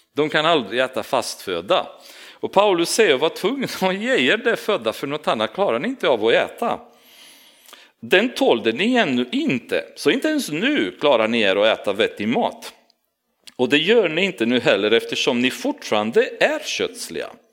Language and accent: Swedish; Romania; now in Sweden; jag kommer från Rumänien och jag har min kultur och min personlighet